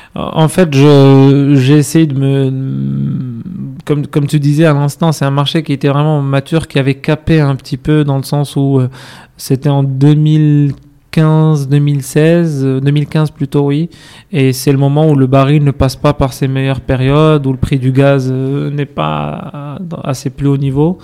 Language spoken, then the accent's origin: French; Casablanca, Casablanca-Settat, Morocco; moved away as an adult; also born or lived in Fès, Morocco / Rabat, Morocco / France; Je suis né à Fès, j'ai mhm. grandi à Rabat, euh, puis à Casablanca. Donc, dès mon collège, j'ai rejoint à Casa avec mhm. la, famille